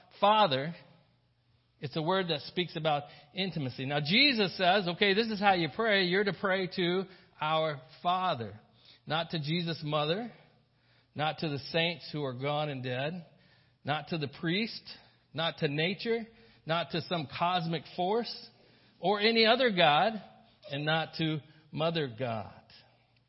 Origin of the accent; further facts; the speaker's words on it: the South, United States; I grew up in the South